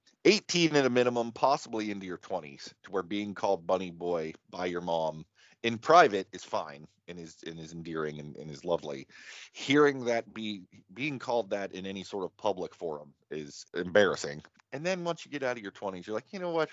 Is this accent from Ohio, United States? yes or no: yes; Martins Ferry, Ohio, United States; also born or lived in Wheeling, West Virginia; You and I grew up in the Ohio Valley